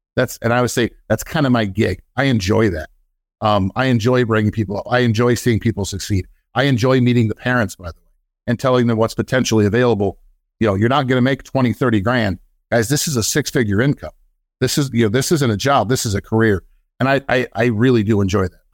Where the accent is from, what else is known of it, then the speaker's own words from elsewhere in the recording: Iowa, United States; moved away; also born or lived in Minnesota / Florida; originally, I'm from Iowa. Spent most of my career in Minnesota.